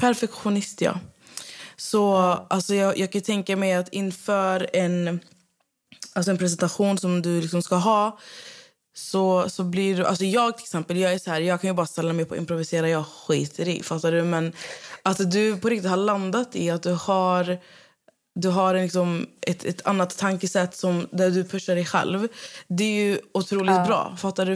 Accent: Skövde, Västra Götaland, Sweden; moved away as an adult; also born or lived in Södertälje; now in Stockholm, Sweden; där jag bott, jag bott där sedan jag var typ sex år

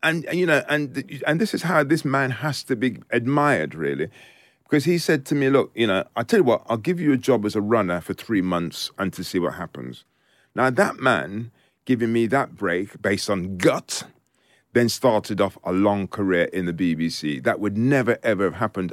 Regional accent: United Kingdom; also born or lived in Jamaica; I was born in Jamaica and I came to this country when I was four years old.

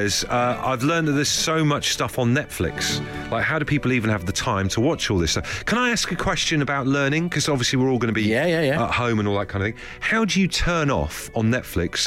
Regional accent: Trowbridge, South West England, United Kingdom; I'm from Trovegas

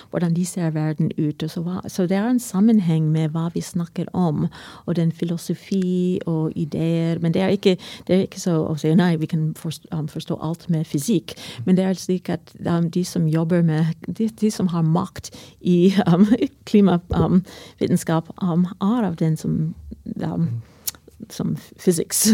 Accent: United States; Norwegian is a second language; now in Norway; Jeg kommer fra USA

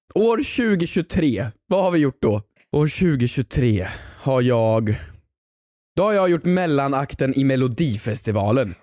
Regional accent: Värmland, Sweden; moved away; hemma i Värmland

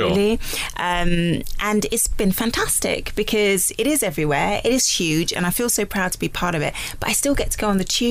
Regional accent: London, United Kingdom; being a Londoner, you know, I grew up watching Bond

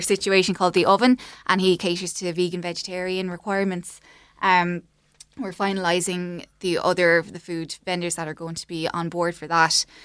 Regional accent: Clonmel, Munster, Ireland; moved away as an adult; we're both from Clonmel area and lived away and moved back kind of around twenty twenty. Um, so we'd have kind of grown up going to events in Raheen House

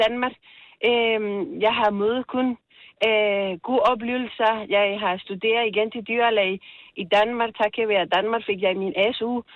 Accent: Colombia; Danish is a second language; now in Copenhagen, Denmark; jeg er oprindelig fra Colombia

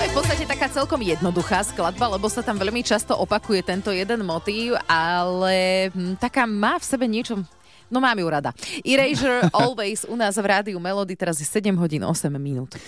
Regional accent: Žarnovica, Banská Bystrica Region, Slovakia; pochádzam e, odtiaľto zo Žarnovice konkrétne

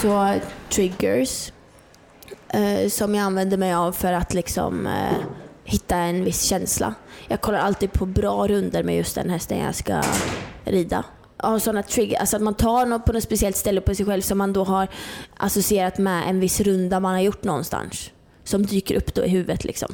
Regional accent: Norrland, Sweden; jag är uppe från Norrland. Jag bodde helt ute i skogen, liksom. Jag har alltid fått vara själv

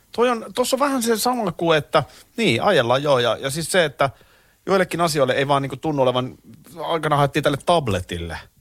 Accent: Nurmijärvi, Uusimaa, Finland; also born or lived in Tampere / Korpilahti; Mä oon Tampereella syntynyt, Nurmijärvellä asunut, eli tavallaan mä oon maalaispoika

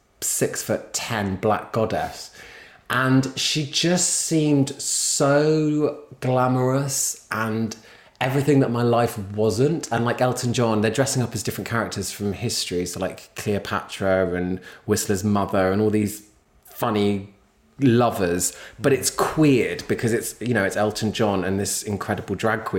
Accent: London, United Kingdom; I'm a Londoner born and raised

